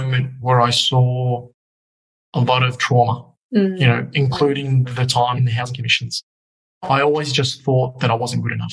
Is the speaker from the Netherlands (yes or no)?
no; Australia; also born or lived in Egypt; I was 2 when I landed in Australia. By 5, I was an Aussie kid.